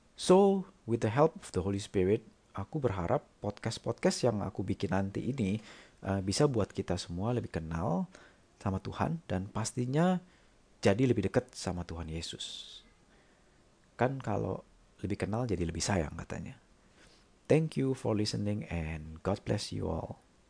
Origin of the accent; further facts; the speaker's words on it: Jakarta, Indonesia; also born or lived in Germany; now in Singapore; Aku lahir dan besar di Jakarta, tapi udah lama sih nggak tinggal di sana.